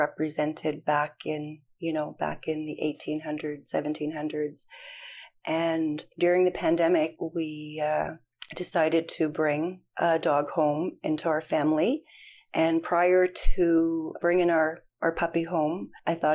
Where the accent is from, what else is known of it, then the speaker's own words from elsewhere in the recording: Norway House, Manitoba, Canada; I was born and raised in Norway House, Manitoba.